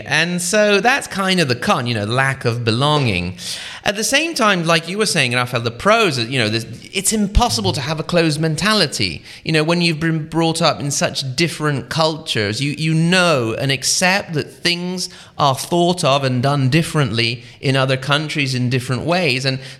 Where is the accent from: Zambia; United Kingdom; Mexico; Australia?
United Kingdom; Watford, East of England; also born or lived in Italy / United States; I was born here in Italy in the Piedmont region, actually. So Piedmont, if you will, by birth. When I was very young, when I was 6 years old, the whole family moved to the UK. We lived near Watford, near sort of northwest of London.